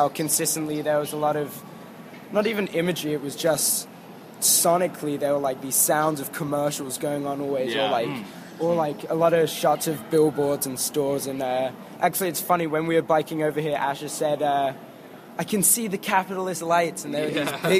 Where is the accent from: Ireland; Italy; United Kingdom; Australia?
United Kingdom; London; I'm from London.